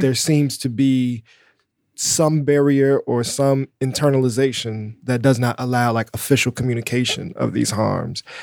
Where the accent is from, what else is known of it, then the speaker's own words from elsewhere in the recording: Chicago, Illinois, United States; a black person growing up in Chicago